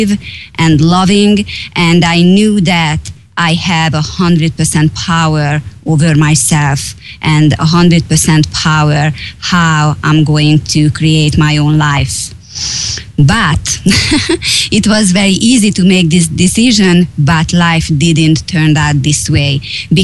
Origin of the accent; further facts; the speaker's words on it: Hungary; English is a second language; moved away; I am from Hungary. I was born 43 years ago